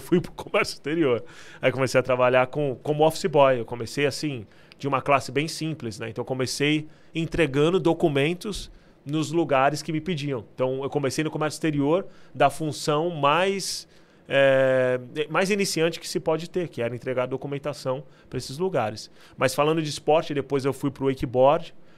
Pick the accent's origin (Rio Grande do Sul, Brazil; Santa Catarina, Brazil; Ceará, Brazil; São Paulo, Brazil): São Paulo, Brazil; Santos; moved away as an adult; now in United Kingdom; Eu nasci em Santos, então, a minha cidade natal, né? É onde eu nasci.